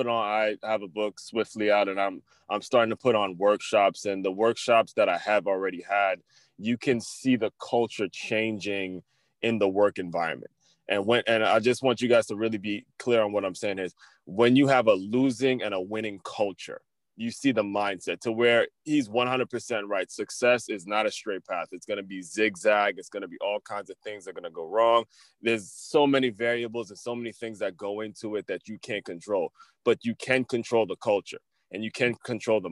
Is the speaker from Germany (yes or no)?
no; Silver Spring, Maryland, United States; moved away as an adult; now in South Florida, United States; I grew up in Silver Spring, Maryland, and I've been out here for maybe, man, like 4 years now